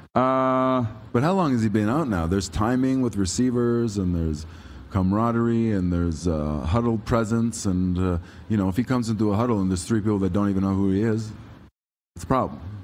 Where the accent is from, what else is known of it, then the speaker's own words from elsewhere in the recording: Toronto, Ontario, Canada; I'm from Toronto